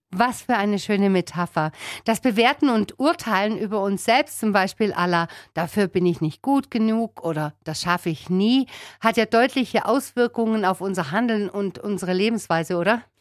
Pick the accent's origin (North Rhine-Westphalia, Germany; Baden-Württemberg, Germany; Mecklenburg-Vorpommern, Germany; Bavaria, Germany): Baden-Württemberg, Germany; Spaichingen; in meine Geburtsstadt nach Speichingen